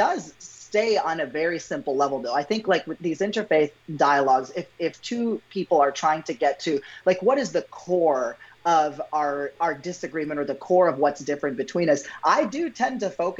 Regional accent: Pakistan; it's me affirming that there's absolutely nothing I hate or dislike about being Pakistani. I love that.

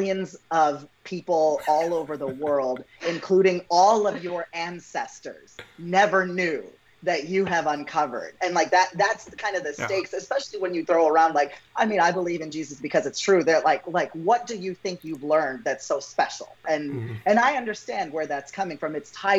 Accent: Pakistan; it's me affirming that there's absolutely nothing I hate or dislike about being Pakistani. I love that.

